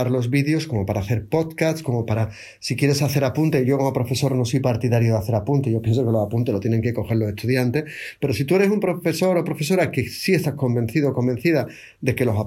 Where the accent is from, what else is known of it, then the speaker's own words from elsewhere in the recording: Seville, Andalusia, Spain; accent: Triana; Mi acento original es de Triana, no es el de ahora.